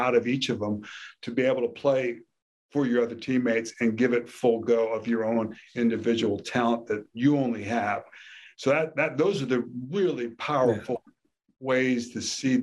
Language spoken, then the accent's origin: English; Tucson, Arizona, United States; I came from a Mexican-American kind of neighborhood where it was Mexican and white. That was part of that down in Tucson.